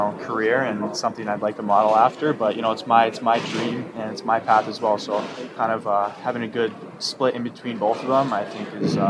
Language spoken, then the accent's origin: English; Arizona, United States; growing up in Arizona, that's where I kind of started hockey